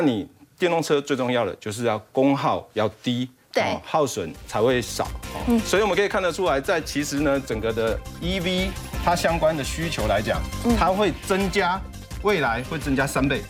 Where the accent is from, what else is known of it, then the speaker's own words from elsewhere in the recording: Taiwan; 我们台湾这边